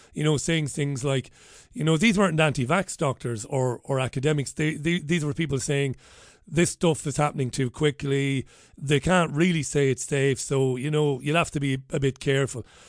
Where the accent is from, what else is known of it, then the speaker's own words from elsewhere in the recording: Ireland; that Ireland that I would have believed I was living in growing up